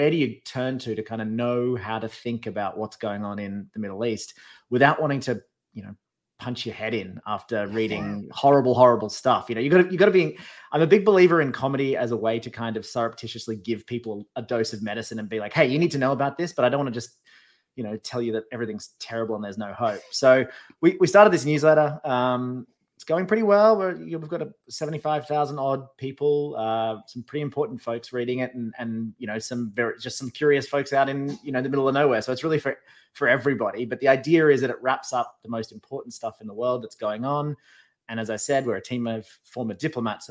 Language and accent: English; Australia; moved away as an adult; now in United States; I am still Australian. I live in America, but I am still I'm still a citizen of my country of birth